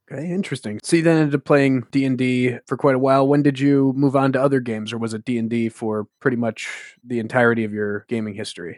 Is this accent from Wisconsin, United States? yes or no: yes; Wisconsin, United States; now in New England, United States; I'm calling you from New England, but I'm, I'm from Wisconsin originally.